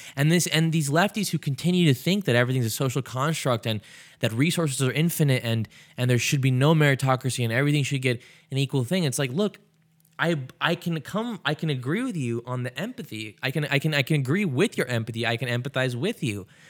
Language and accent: English; United States; I was born in America